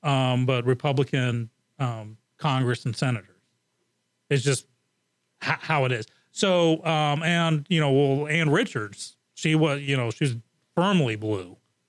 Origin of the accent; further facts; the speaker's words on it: Japan; I grew up in Japan, so I'm like hardcore on the original.